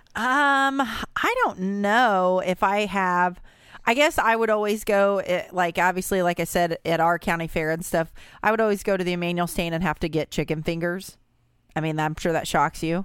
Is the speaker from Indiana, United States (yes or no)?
yes; Brownstown, Indiana, United States; us from Brownstown